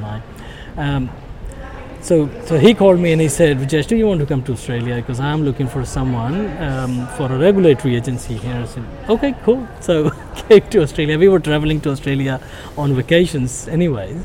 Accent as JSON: {"language": "English", "country": "India", "tie": "born or raised there", "also_born_or_lived": "Singapore", "moved": "yes", "said": "I was born in India"}